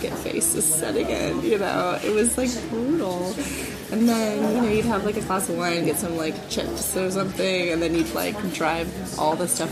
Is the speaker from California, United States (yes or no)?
yes; California, United States; moved away as an adult; now in London, United Kingdom; I came from California, where people are super open and really friendly